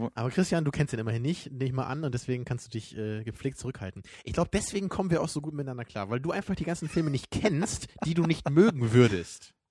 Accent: Germany; weil ich eben als Deutscher

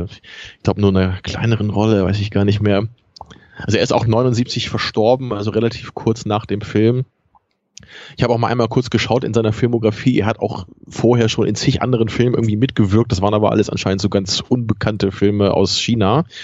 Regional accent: Braunschweig, Lower Saxony, Germany; born there; Ich bin ja in Braunschweig geboren. Da habe ich aber nicht so lange gelebt

